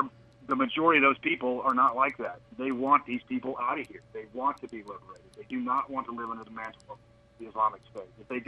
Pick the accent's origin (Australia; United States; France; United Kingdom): United States; Texas; now in Charleston, United States; All my grandparents and dad and mother grew up in Charleston, and I spent my summers there. I grew up in Texas.